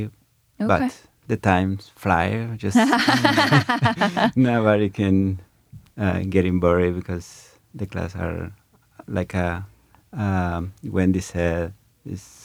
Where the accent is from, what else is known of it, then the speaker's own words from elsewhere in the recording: Guatemala; English is a second language; now in Ithaca, United States; I am from Guatemala or Guatemala